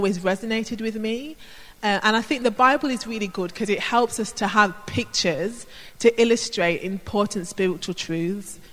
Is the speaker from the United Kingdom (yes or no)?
yes; Birmingham, West Midlands, United Kingdom; I grew up in Birmingham in an inner city area